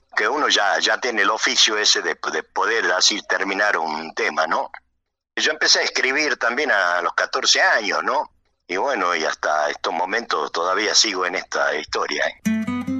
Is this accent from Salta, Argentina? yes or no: yes; Metán, Salta, Argentina; moved away as an adult; now in Buenos Aires, Argentina; yo nací en Norcones, pero me crié de los dos años, estoy, eh, estuve en Metán hasta, hasta la avenida acá eh, a Buenos Aires